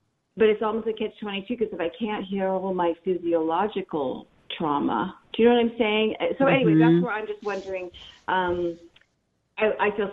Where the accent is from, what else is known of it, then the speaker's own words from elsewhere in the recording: Los Angeles, California, United States; now in San Diego, United States; I'm from LA normally, but I now am in San Diego, California